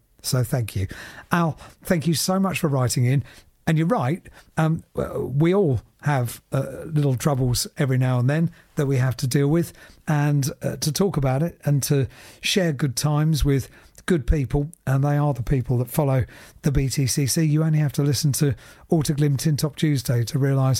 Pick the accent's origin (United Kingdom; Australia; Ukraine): United Kingdom; England; accent: northern English; Unfortunately, the locals love my northern accent, so I didn't get far with the challenge.